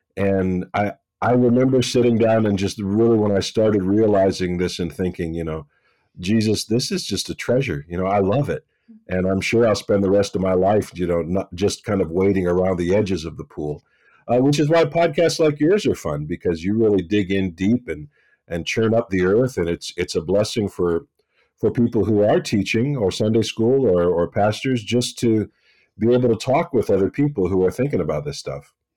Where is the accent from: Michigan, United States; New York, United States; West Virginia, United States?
West Virginia, United States; I'm from West Virginia and I grew up uh, up a holler